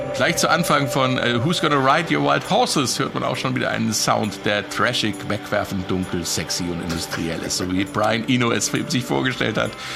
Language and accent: German; West Germany, Germany; für mich als Wessi-Radioanfänger